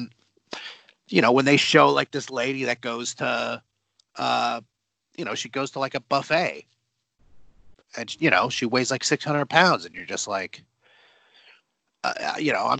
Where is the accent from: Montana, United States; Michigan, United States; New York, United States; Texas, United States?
Texas, United States; Houston; I'm from Houston